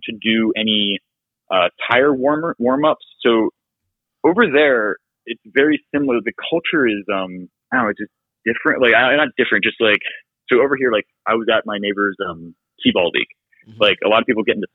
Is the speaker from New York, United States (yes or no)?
no; Grafton, Ohio, United States; also born or lived in Nebraska / Pittsburgh, Pennsylvania; I grew up in Grafton, Ohio, like for on the farm